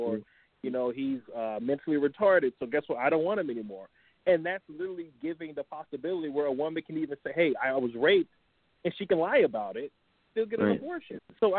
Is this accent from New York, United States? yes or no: yes; New York, United States; I, as a New Yorker